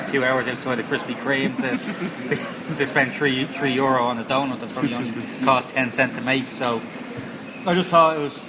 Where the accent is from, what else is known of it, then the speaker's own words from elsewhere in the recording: Dublin, Leinster, Ireland; moved away as an adult; also born or lived in Coventry; having lived in Dublin for all my life.